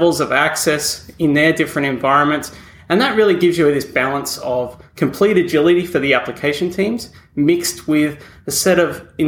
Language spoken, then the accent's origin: English; Australia; accent: Australian; moved away as an adult; now in New York, United States; I am indeed an Australian who moved over here a number of years ago.